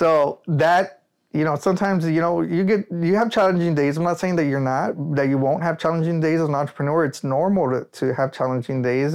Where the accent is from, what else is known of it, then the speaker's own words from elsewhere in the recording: Rio Grande Valley, Texas, United States; I'm proud to say that I'm from the Rio Grande Valley